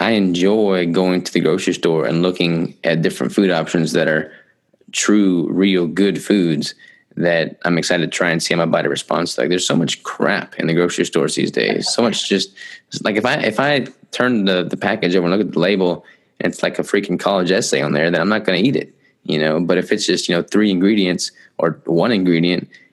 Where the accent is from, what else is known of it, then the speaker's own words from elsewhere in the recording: Arkansas, United States; I'm from Arkansas.